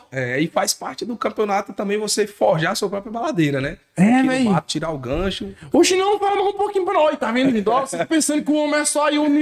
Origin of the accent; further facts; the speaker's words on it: Nanica, near Barreiras, Bahia, Brazil; now in Barreiras, Brazil; Eu sou da Nanica.